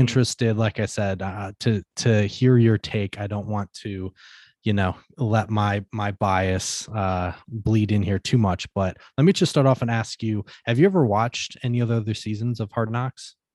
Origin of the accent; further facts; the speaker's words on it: Michigan, United States; I'm from Michigan.